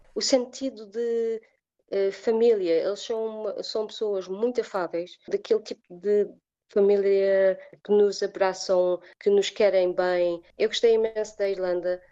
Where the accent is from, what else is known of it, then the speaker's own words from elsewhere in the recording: Portugal; moved away as an adult; also born or lived in England / Germany / Ireland; now in South Korea; Porque foi a primeira saída de, do nosso país, da família